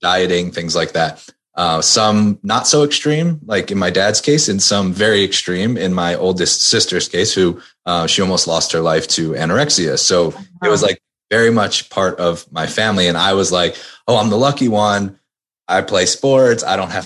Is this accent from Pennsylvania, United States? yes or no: yes; outside of Philadelphia, Pennsylvania, United States; moved away; also born or lived in Maryland; I grew up outside of Philadelphia